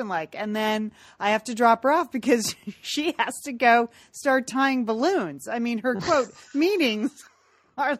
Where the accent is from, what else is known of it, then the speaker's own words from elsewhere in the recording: Connecticut, United States; now in Pasadena, United States; We grew up in Connecticut.